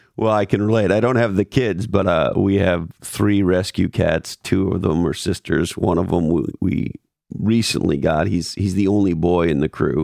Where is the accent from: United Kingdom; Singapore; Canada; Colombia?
Canada; Montreal, Quebec; also born or lived in Toronto; now in California, United States; I grew up in Montreal and I lived in Toronto for years